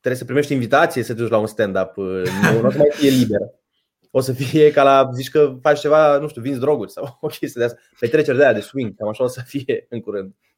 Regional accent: Suceava, Suceava County, Romania; Eu eram din Suceava

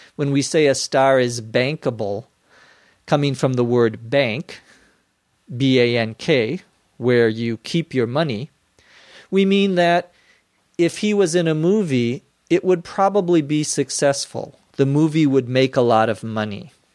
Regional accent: United States; also born or lived in Los Angeles

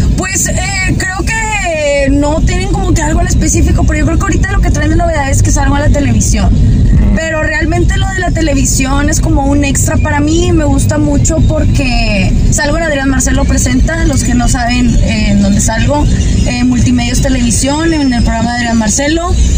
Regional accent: Monterrey, Nuevo León, Mexico; soy de Monterrey

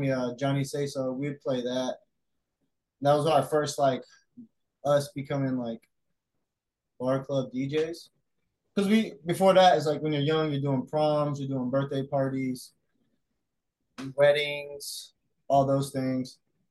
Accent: Aiken, South Carolina, United States; moved away as an adult; also born or lived in Augusta, Georgia; now in Charleston, United States; I grew up in South Carolina, the Carolina, Georgia border. And it was in Aiken, South Carolina, Augusta, Georgia.

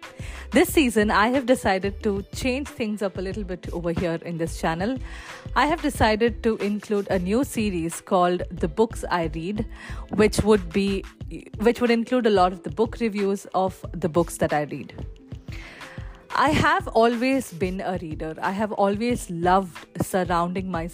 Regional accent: Palakkad, Kerala, India; I am joining you today from Palakkad, Kerala, which is my hometown

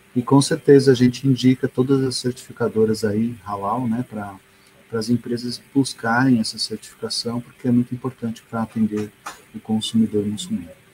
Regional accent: Brazil; eu sou brasileiro mesmo

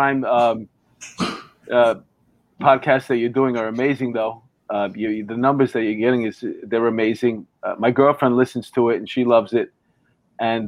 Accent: New York, United States; I'm from New York

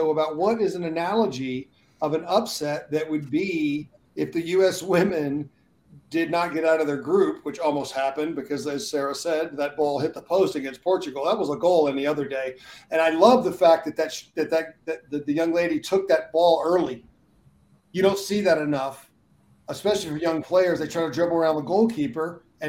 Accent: London, United Kingdom; I grew up on the Mersey line in East End of London.

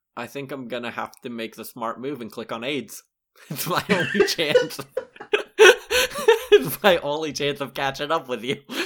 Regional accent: Lexington, South Carolina, United States; born or raised there

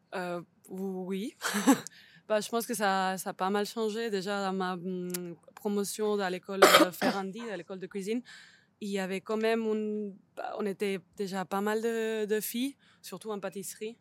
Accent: Barcelona, Catalonia, Spain; French is a second language; moved away as an adult; also born or lived in Switzerland; now in Lausanne, Switzerland; je viens de Barcelone, je pense qu'on peut l'entendre

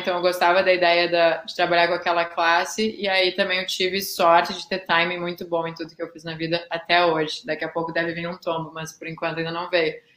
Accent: Porto Alegre, Rio Grande do Sul, Brazil; moved away as an adult; also born or lived in Pelotas; eu realmente sou gaúcha, eu morei, eu nasci em Pelotas, mas nunca cheguei a morar lá, uh, morei a vida inteira em Porto Alegre

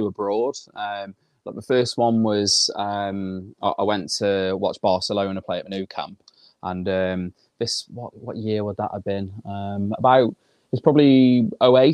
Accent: Shropshire, West Midlands, United Kingdom; they ask where you're from, no one ever knows where Shropshire is, do you? So you have to say near Birmingham

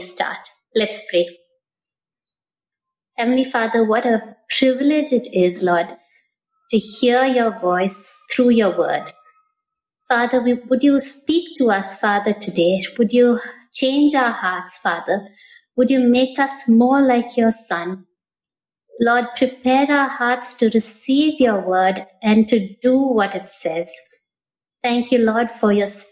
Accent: Chennai, Tamil Nadu, India; moved away; I'm a Chennai girl. I grew up in Madras before it was Chennai.

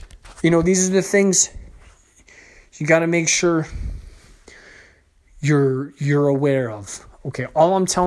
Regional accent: Canada; the province I lived in, because I'm Canadian

